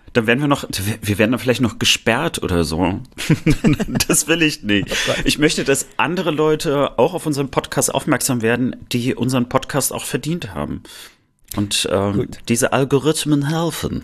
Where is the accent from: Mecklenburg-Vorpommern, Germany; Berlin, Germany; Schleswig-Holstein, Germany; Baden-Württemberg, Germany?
Mecklenburg-Vorpommern, Germany; Rostock; Ich als Rostocker natürlich Seemann